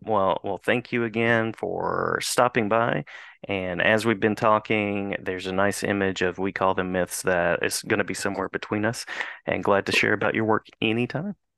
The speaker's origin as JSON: {"language": "English", "region": "West Virginia", "country": "United States", "said": "I'm from West"}